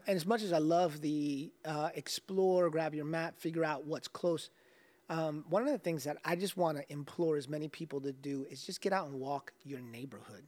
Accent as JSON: {"language": "English", "region": "South Florida", "country": "United States", "tie": "born or raised there", "said": "Growing up in South Florida"}